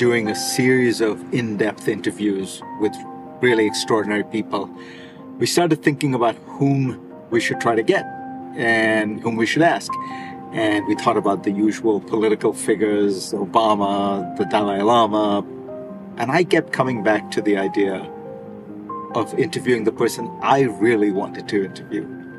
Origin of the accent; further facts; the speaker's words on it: India; ever since I was a teenager growing up in India.